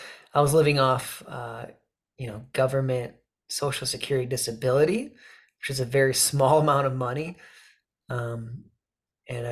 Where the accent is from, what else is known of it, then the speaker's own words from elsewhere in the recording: Michigan, United States; growing up in Michigan here.